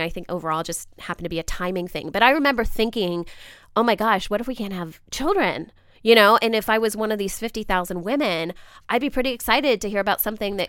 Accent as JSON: {"language": "English", "region": "Ohio", "country": "United States", "tie": "born or raised there", "moved": "yes", "said": "I am an Ohio native"}